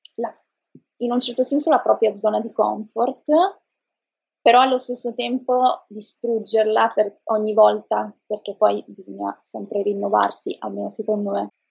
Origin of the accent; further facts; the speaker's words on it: Trieste, Friuli-Venezia Giulia, Italy; moved away as an adult; now in Milan, Italy; sono di Trieste, però vivo da qualche anno a Milano